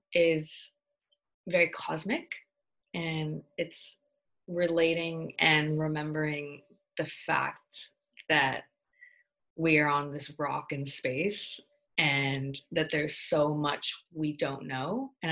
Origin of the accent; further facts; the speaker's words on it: California, United States; Born and raised in the Bay Area. I grew up moving a lot. I've lived all over the US, but the Bay Area is home. I went to high school here and was born here.